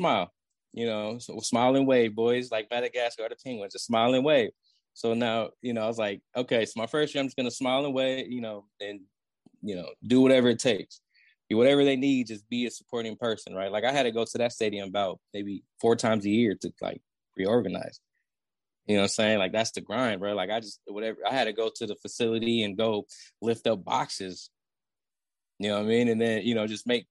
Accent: Oakland, California, United States; I grew up in Oakland

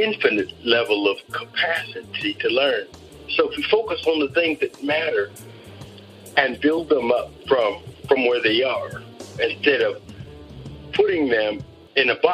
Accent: San Diego, California, United States; I grew up in San Diego

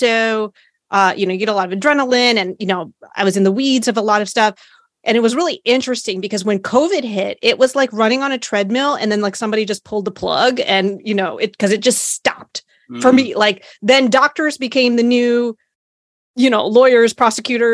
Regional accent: Hampton Roads, Virginia, United States; I grew up in the Hampton Roads area around a lot of military folks.

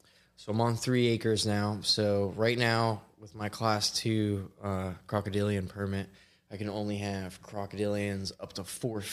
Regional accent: West Palm Beach, Florida, United States; born or raised there

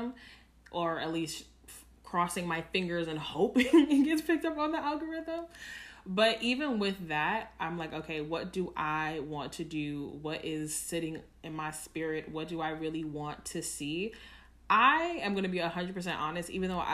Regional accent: New York, United States; as a New Yorker

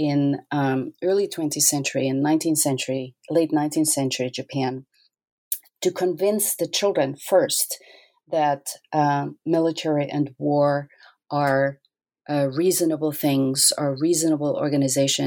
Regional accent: Austria; moved away; I grew up in Austria

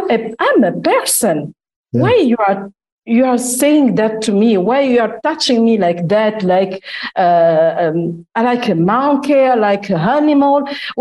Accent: Italy; 17. And 2 years after, I come from Italy, just after the war.

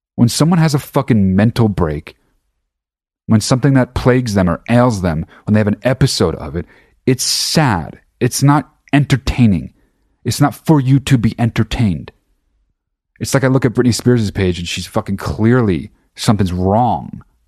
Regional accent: New Jersey, United States; now in Los Angeles, United States; I'm fucking from New Jersey, I live in Los Angeles

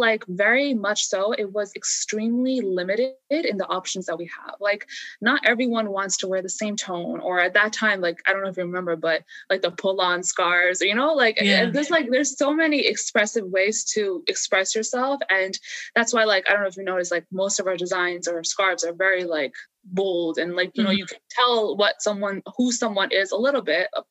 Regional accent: United States; as someone who was growing up in America

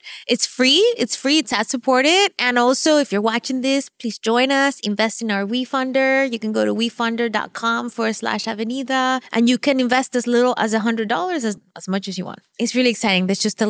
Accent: Venezuela; first language Spanish; English is a second language; moved away; I'm from Venezuela. So I grew up speaking Spanish

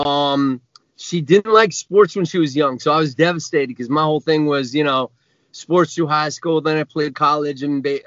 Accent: Vermont, United States; moved away as an adult; also born or lived in Connecticut; now in Los Angeles, United States; I'm from Vermont originally

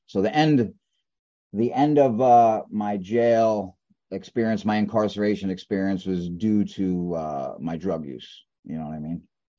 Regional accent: Brooklyn, New York, United States; East New York.

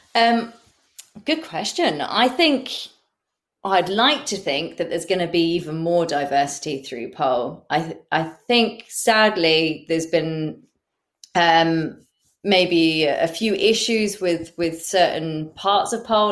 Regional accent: England, United Kingdom; as English pole dancers

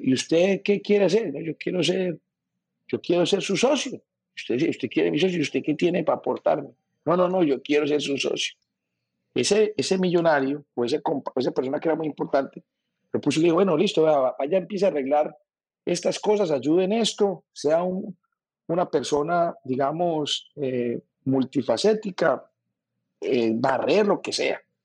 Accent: Medellín, Antioquia, Colombia; now in Barranquilla, Colombia; yo vivo en Barranquilla, soy paisa, pero he dicho, soy barranquillero, nacido en Medellín

